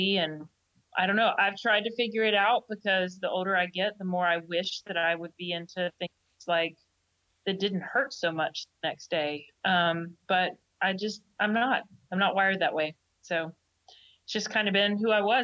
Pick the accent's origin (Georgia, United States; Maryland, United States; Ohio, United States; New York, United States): Georgia, United States; moved away as an adult; also born or lived in Jacksonville, Alabama; I grew up in Georgia.